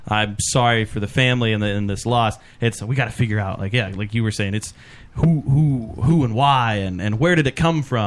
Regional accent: Kentucky, United States; I grew up in Kentucky

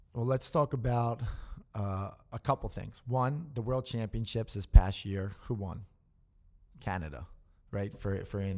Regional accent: Newtown, Pennsylvania, United States; I'm from Newtown, Pennsylvania

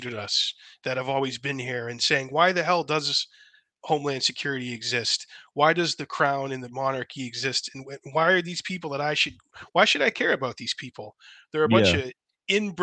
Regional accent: Massachusetts, United States; moved away; I'm from Massachusetts originally

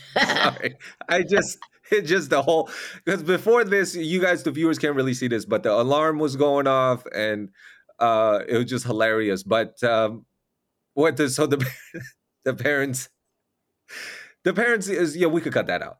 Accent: Taiwan; English is a second language; now in United States; I'm from Taiwan

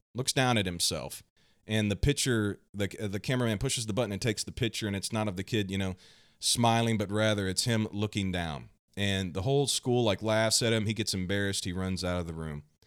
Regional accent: Kansas City, Missouri, United States; I'm from the United States, right here in the heartland, the Midwest, Kansas City, Missouri.

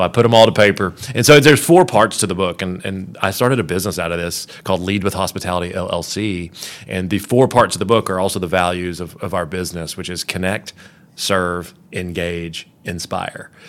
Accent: Kentucky, United States; moved away; also born or lived in Florida; I was a basketball guy growing up in Kentucky

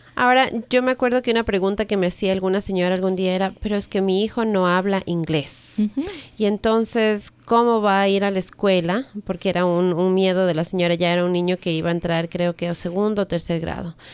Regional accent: Ecuador; now in United States; en el Ecuador, por ejemplo, que es de donde yo soy

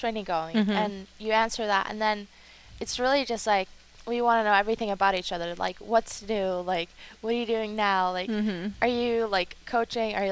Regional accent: Iceland; moved away; I went home to Iceland

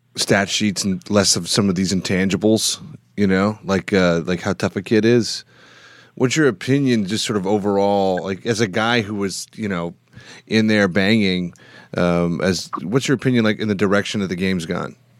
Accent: Canada; I'm from Canada

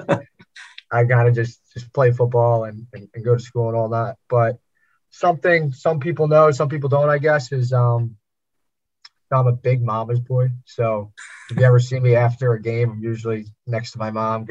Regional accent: Philadelphia, Pennsylvania, United States; where I grew up in Northeast Philadelphia

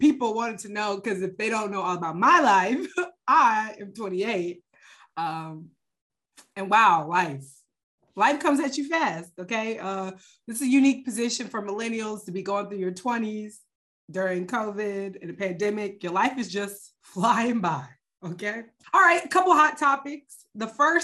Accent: Atlanta, Georgia, United States; I still live outside Atlanta in the suburbs where we grew up

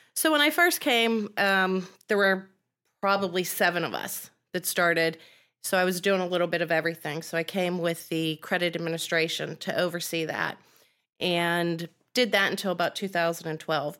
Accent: Penn Hills, Pennsylvania, United States; I grew up in Penn Hills, which is city.

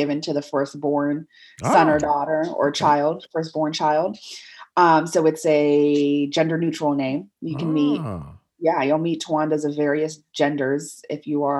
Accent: Worcester, Massachusetts, United States; born there; So I was born in Worcester, Massachusetts as a result.

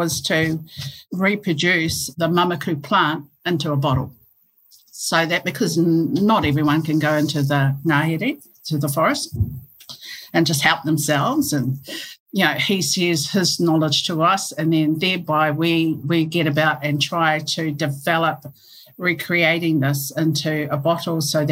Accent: Hastings, Hawke's Bay, New Zealand; We grew up in Hastings and Waimarama in Ngāti Kahanunu in Hawke's Bay

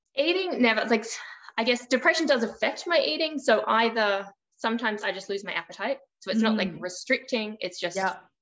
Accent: Australia; I am from Australia. So I live on the East Coast, just a bit north of Sydney

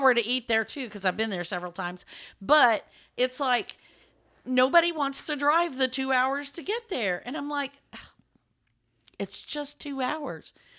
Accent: Lubbock, Texas, United States; now in Dallas, United States; I grew up in West Texas

